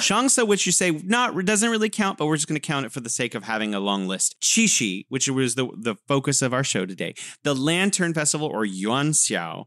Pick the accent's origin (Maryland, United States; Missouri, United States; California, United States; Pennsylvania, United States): California, United States; now in Wuhan, China; I'm originally from California, and now I'm living in beautiful Wuhan, China